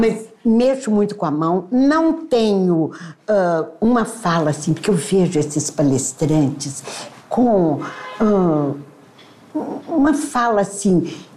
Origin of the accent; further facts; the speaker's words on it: Patos de Minas, Minas Gerais, Brazil; eu dancei na minha juventude essas músicas em Patos de Minas